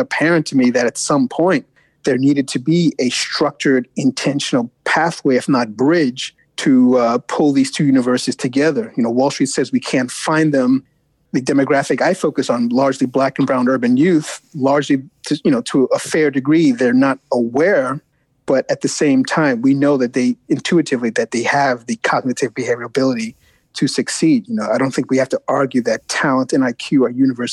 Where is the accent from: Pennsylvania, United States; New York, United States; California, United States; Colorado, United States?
New York, United States; New York City; growing up in the Bronx, eldest of five kids